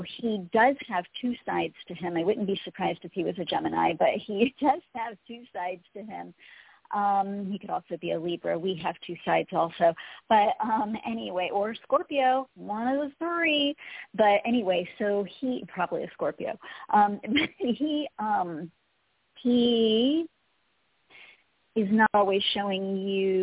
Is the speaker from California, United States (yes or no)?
no; Colorado, United States; Colorado, my hometown. My home heart is in Colorado.